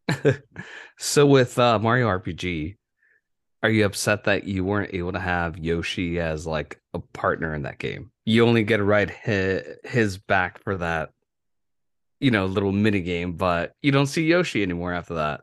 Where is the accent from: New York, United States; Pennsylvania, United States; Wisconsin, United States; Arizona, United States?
Arizona, United States; Yuma; moved away; my hometown